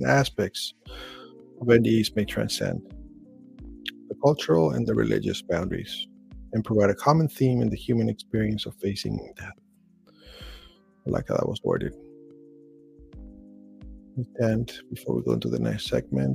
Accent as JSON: {"language": "English", "country": "Chile", "tie": "born or raised there", "said": "I was born in Chile."}